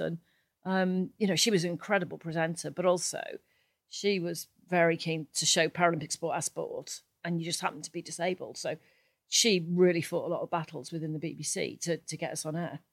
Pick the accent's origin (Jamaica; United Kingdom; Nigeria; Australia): United Kingdom; Cardiff, Wales; now in Eaglescliffe, United Kingdom; I'm from Cardiff.